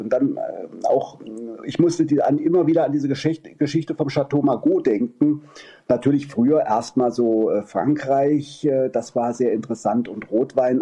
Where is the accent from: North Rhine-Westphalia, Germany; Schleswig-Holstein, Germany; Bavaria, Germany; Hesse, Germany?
Hesse, Germany; Kassel; now in Meissen, Germany; gebürtig aus Kassel